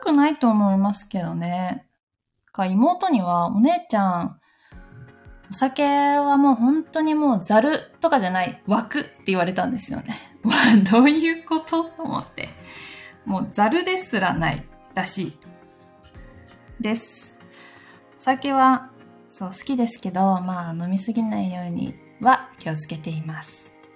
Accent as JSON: {"language": "Japanese", "region": "Gifu", "country": "Japan", "tie": "born or raised there", "moved": "yes", "said": "私の出身地、 岐阜県"}